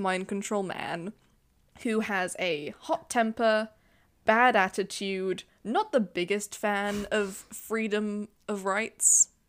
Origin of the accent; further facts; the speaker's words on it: Wales, United Kingdom; yeah, I am Welsh. I'm just making fun of my own country.